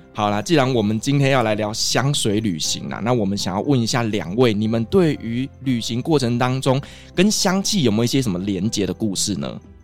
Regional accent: Taiwan; 那我们台湾人会比较喜欢什么呢？

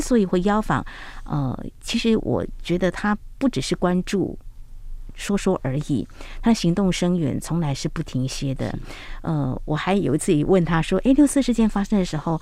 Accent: Taiwan; 香港已经现在都寄望在我们台湾

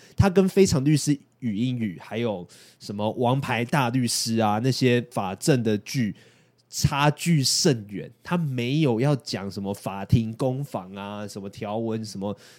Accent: Yunlin County, Taiwan; moved away as an adult; 我们云林人的悲哀，就是从大学的时候就要开始往外跑

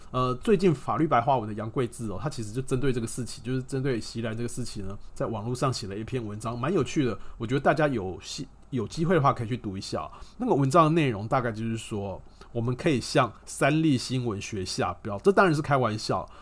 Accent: Taiwan; 身为台湾人哦，你每天都在看所谓的烂新闻

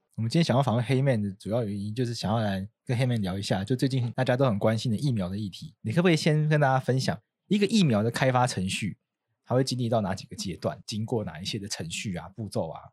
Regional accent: Taitung, Taitung County, Taiwan; 台东就是我的家乡了

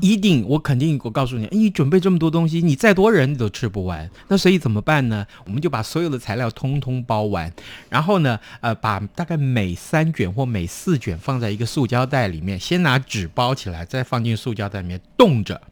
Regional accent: Tainan, Taiwan; moved away; 我的家乡在台南市，买到的润饼就是我从小吃到大的口味

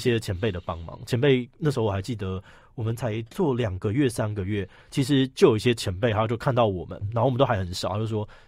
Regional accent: Hsinchu, Hsinchu City, Taiwan; 因为我是新竹人，所以我嗯哼。就是读新竹的这个龙山国校啊，然后建功，然后后来考到竹中

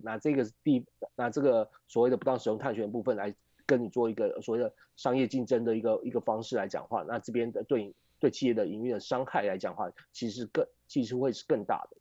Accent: Taiwan; 我们台湾这边

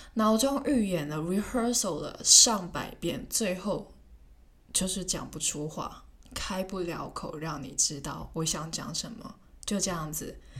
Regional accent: Hong Kong; first language Cantonese; Chinese is a second language; moved away as an adult; 问一下我是从哪里来的，然后我又说香港

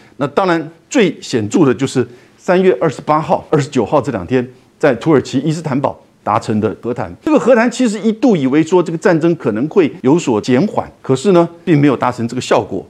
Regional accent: Taiwan; 我们台湾人

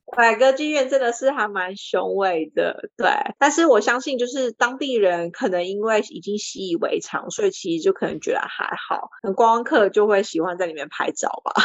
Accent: New Zealand; moved away as an adult; also born or lived in Taipei, Taiwan; now in Australia; 我七岁的时候呢，全家移民到纽西兰

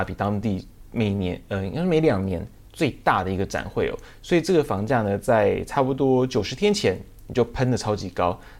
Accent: Taiwan; 他们我们台湾人也会直接的讲。

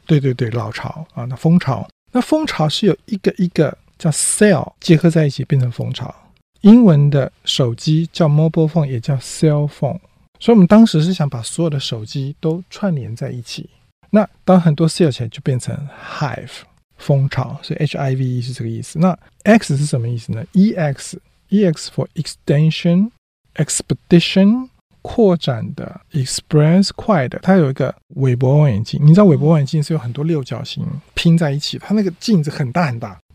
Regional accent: Taiwan; moved away; also born or lived in Silicon Valley; 我们台湾人有一个韧性

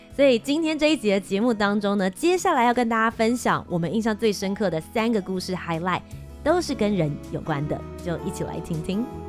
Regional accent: Taipei, Taiwan; 我们台北人

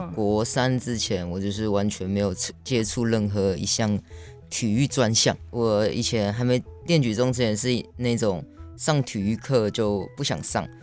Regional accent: Taiwan; 我是在部落里面长大的

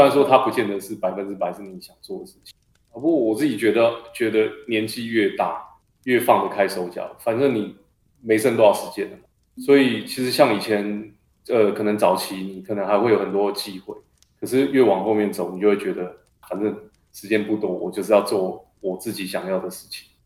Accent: Taiwan; 我们都是台湾人

